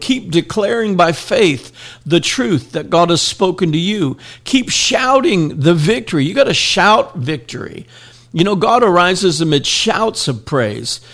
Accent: Miami, Florida, United States; when I grew up in Miami

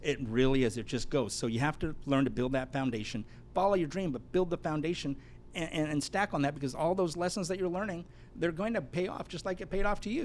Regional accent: Los Angeles, California, United States; also born or lived in Hawaii; now in San Diego, United States; I'm that kid from the San Fernando Valley that touched the Lamborghini Countach

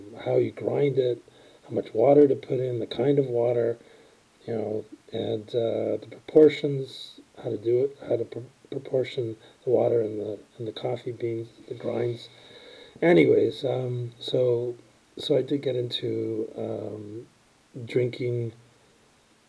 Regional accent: Toronto, Ontario, Canada; grew up in Toronto

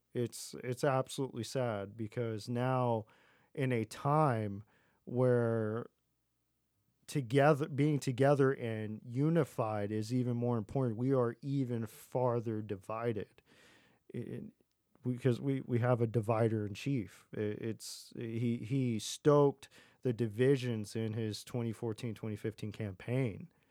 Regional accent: Texas, United States; growing up in Texas

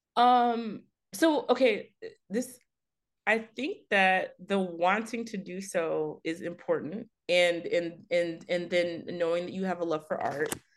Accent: Fort Worth, Texas, United States; now in Baltimore, United States; I'm originally from Fort Worth, Texas.

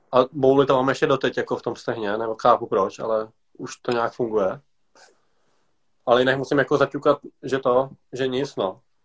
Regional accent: Pardubice, Pardubice Region, Czechia; Já tady jsem vyrostl už od balička.

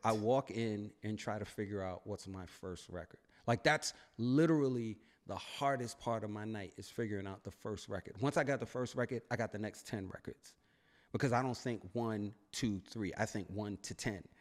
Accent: New York City, New York, United States; I'm from Brooklyn

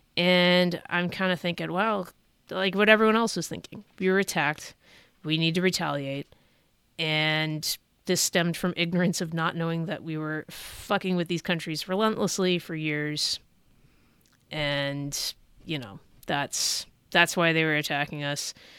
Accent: Bay Area, California, United States; I was born in the Bay Area of California

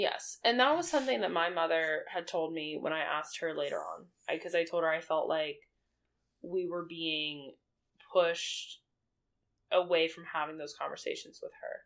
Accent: the Bible Belt, the South, United States; I grew up in the Bible Belt. Yep. In the South.

